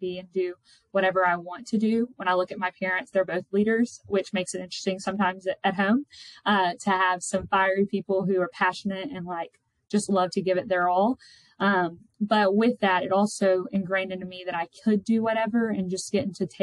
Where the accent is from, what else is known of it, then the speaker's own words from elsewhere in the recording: Mobile, Alabama, United States; I am originally from Mobile, Alabama